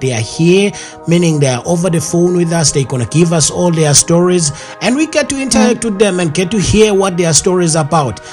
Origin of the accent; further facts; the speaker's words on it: KwaZulu-Natal, South Africa; Growing up in KwaZulu Natal, unfortunately, they don't emphasize all these languages